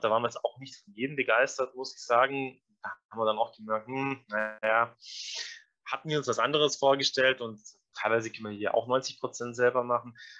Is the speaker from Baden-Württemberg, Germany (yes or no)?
no; Allgäu, Bavaria, Germany; Jetzt sind wir aus dem Allgäu, relativ ländliche Gegend